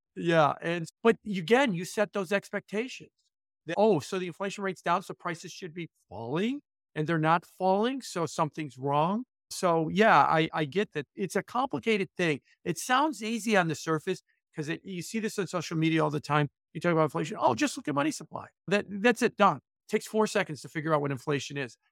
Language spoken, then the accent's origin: English; Chicago, Illinois, United States; I moved it back to my hometown of Chicago